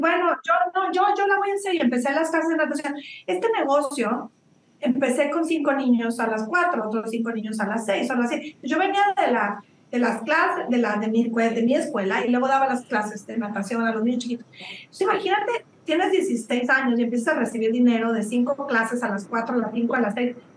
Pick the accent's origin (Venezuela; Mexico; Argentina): Mexico; northern Mexico; also born or lived in Monterrey / Chihuahua; now in Australia; soy norteña de los dos lados, de Monterrey y Chihuahua